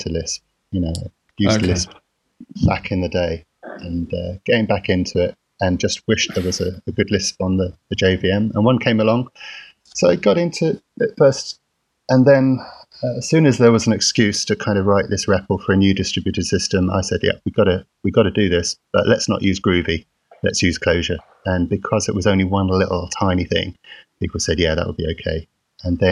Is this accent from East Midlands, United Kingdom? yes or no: no; London, United Kingdom; I'm from London, and I'm currently in Milton Keynes, in the office